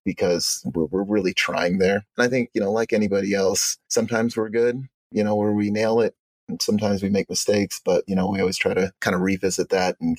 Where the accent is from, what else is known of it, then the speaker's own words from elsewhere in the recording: Arizona, United States; also born or lived in Uganda; now in Utah, United States; I grew up in Arizona